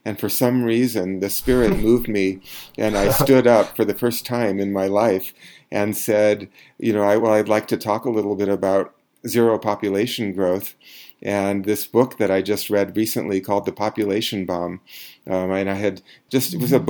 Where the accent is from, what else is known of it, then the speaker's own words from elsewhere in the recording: Eugene, Oregon, United States; I grew up in Eugene, Oregon